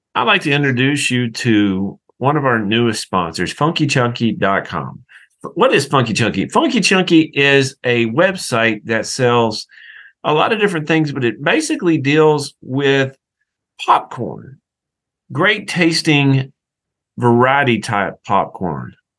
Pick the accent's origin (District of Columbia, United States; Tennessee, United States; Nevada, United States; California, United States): Tennessee, United States; moved away; also born or lived in Alabama / Georgia; I grew up in Tennessee, I, have lived in Alabama, Georgia